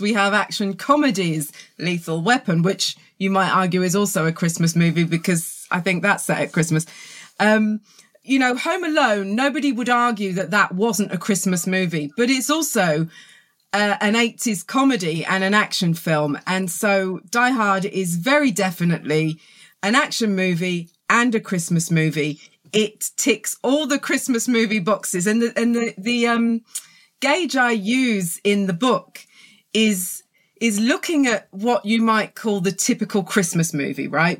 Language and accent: English; Reading, South East England, United Kingdom; accent: southern; also born or lived in London; now in South coast of England, United Kingdom; I was born in Reading, lived in London, and now I'm on the south coast of England. So, uh, wow. a very southern accent